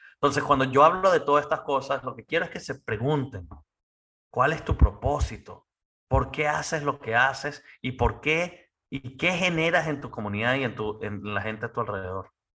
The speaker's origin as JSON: {"language": "Spanish", "country": "Venezuela", "moved": "yes", "lives_now": "United States", "said": "como buen venezolano, buen latino"}